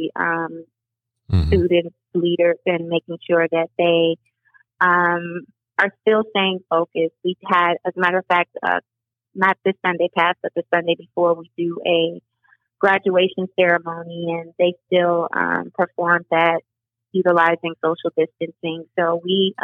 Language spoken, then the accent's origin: English; Cleveland, Ohio, United States; I am a product of Cleveland, Cleveland Public Schools. I grew up on Martin Luther King in Union